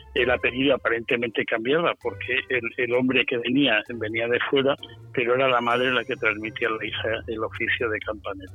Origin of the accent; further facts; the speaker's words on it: Valencia, Valencian Community, Spain; nací en Valencia en 1951